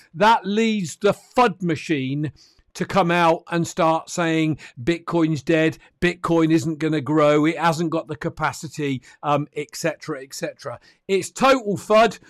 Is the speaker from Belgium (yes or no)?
no; United Kingdom; I'm a Brit